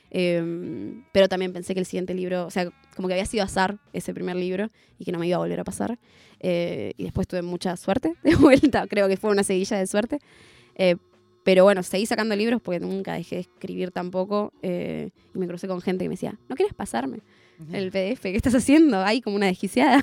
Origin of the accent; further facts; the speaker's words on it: Zona Sur, Buenos Aires Province, Argentina; en Zona Sur, que es de donde soy